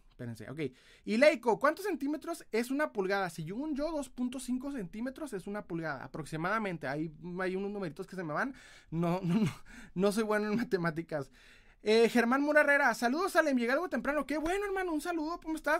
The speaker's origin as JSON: {"language": "Spanish", "town": "Ciudad Juárez", "region": "Chihuahua", "country": "Mexico", "said": "soy de Ciudad Juárez, Chihuahua, aquí en Chihuahuita"}